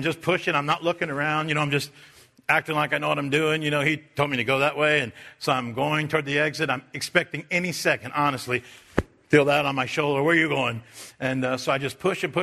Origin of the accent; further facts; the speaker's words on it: United States; I'm an American